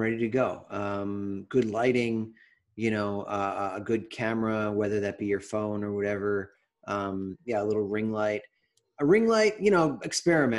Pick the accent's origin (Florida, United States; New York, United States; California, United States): New York, United States; now in Los Angeles, United States; I'm from New York